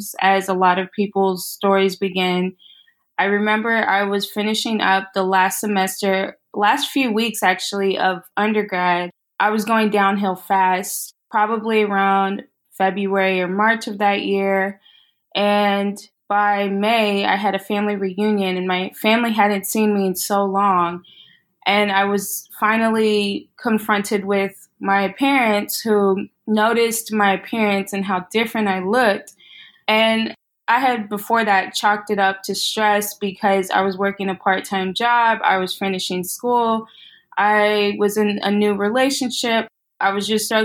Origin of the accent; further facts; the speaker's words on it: Austin, Texas, United States; moved away as an adult; also born or lived in Corpus Christi, Texas / Houston, Texas / Washington, District of Columbia, United States; now in Brooklyn, New York, United States; So I am originally from Texas, born and raised. I was born in Corpus Christi, Texas, and moved to Austin when I was 5